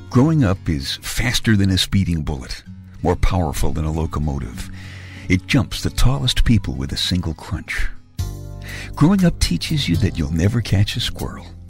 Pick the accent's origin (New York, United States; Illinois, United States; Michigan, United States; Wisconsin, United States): New York, United States; New York City; I grew up in Brooklyn, and like most of the guys in my neighborhood, my car was the subway